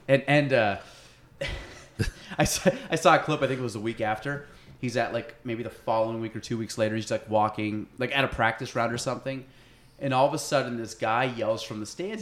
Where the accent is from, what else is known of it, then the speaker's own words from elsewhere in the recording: Chazy, New York, United States; so I grew up in Chazy